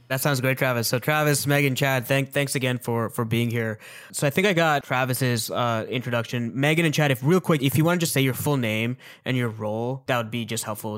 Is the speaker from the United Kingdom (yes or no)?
no; Mississauga, Ontario, Canada; also born or lived in Toronto; I was born in Mississauga. I spent a couple of years of my childhood in Toronto.